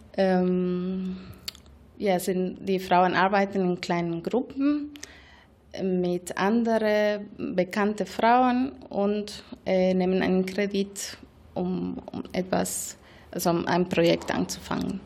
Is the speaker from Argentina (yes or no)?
yes; Argentina; German is a second language; moved away as an adult; now in Germany; Ich komme aus Argentinien und habe dort bei einer Mikrofinanzinstitution ProMujer Argentinien äh, ungefähr vier Jahre gearbeitet